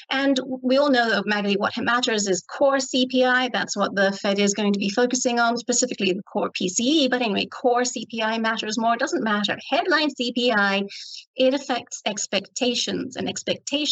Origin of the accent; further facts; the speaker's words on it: Ireland; I'm Irish.